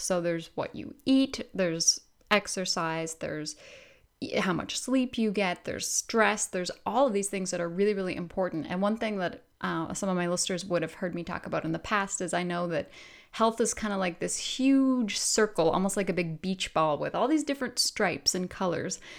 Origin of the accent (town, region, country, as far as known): Canada